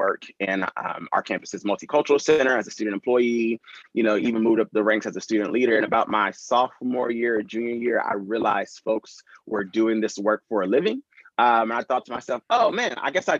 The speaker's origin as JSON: {"language": "English", "region": "North Carolina", "country": "United States", "tie": "born or raised there", "also_born_or_lived": "Tampa", "moved": "as an adult", "said": "I love growing up in North Carolina"}